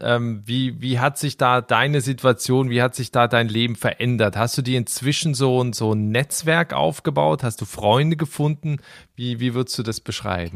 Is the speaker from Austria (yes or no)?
no; Switzerland; aus meinem Heimatland, aus der Schweiz